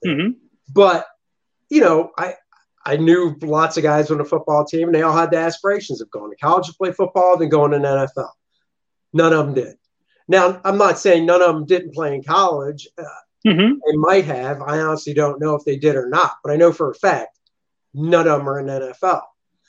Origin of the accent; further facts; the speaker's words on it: Maryland, United States; I grew up in Maryland, so it was only 4 hours away